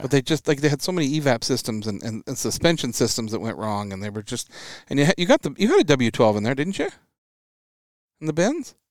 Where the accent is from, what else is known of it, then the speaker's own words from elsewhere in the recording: Washington, United States; growing up in Washington State